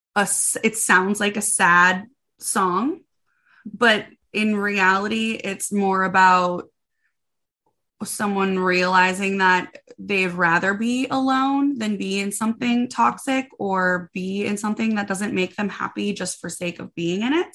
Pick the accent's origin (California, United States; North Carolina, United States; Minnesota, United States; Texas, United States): Minnesota, United States; moved away as an adult; now in Nashville, United States; I am from Minnesota originally